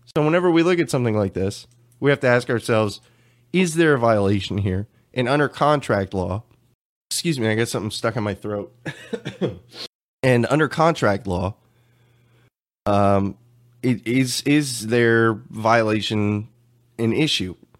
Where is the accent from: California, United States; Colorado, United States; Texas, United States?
Texas, United States; I'm from Texas